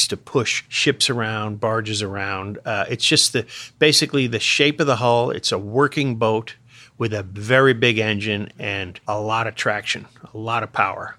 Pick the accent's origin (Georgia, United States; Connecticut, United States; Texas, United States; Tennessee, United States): Connecticut, United States; I grew up in Connecticut, yes.